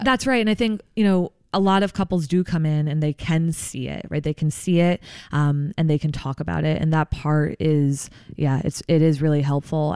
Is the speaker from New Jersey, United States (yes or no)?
yes; New Jersey, United States; I'm from New Jersey originally, uh, grew up there.